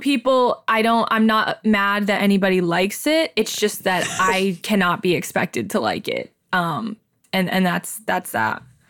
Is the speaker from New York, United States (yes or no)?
no; Silver Lake, Ohio, United States; extremely white girls growing up in Silver Lake, Ohio